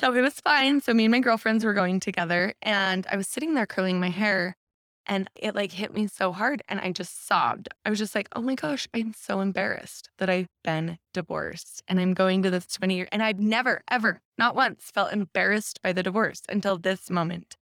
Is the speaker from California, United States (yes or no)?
no; Taylorsville, Utah, United States; I grew up in Taylorsville.